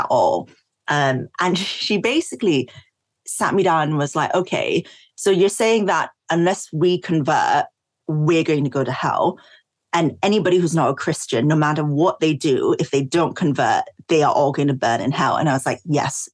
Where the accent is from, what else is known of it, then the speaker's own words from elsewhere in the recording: Singapore; also born or lived in East London; now in London, United Kingdom; when I was growing up in Singapore